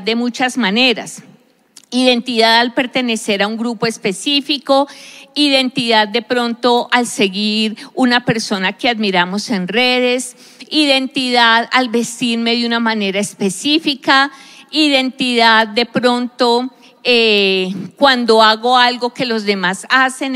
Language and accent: Spanish; Colombia; yo soy colombiana, me identifico como una persona que nació en un país específico, Colombia